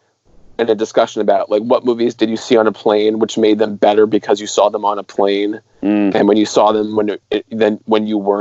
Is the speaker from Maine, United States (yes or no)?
yes; Industry, Maine, United States; The name of the town is Industry. Like, I'm from Industry